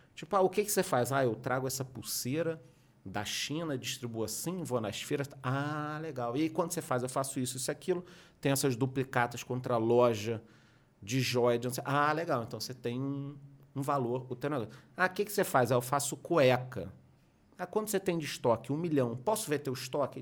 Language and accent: Portuguese; Rio de Janeiro, Brazil; moved away as an adult; now in southern Brazil; eu sou carioca, estudei no Rio, fiz faculdade no Rio